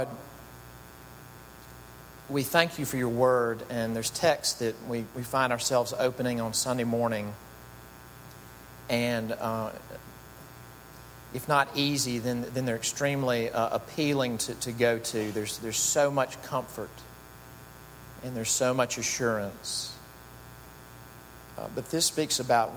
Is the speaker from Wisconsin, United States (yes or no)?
no; Mississippi, United States; moved away; growing up in Mississippi